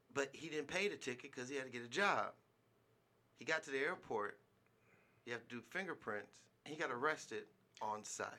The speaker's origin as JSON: {"language": "English", "region": "California", "country": "United States", "moved": "yes", "lives_now": "Nevada, United States", "said": "being a Californian"}